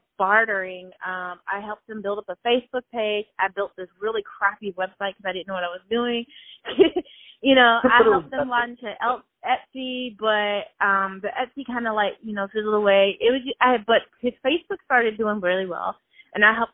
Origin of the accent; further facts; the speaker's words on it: Shreveport, Louisiana, United States; moved away as an adult; now in Atlanta, United States; I'm from Shreveport, and I had moved to Atlanta in 2005 from Shreveport